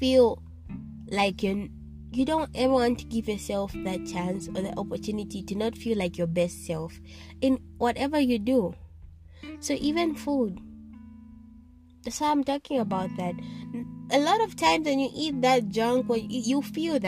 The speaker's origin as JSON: {"language": "English", "country": "Zambia", "said": "I'm from Zambia"}